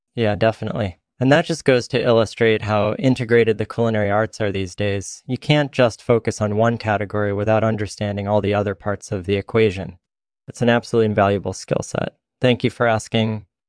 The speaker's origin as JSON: {"language": "English", "country": "Netherlands", "tie": "born or raised there", "also_born_or_lived": "France", "said": "I was born and raised in the Netherlands"}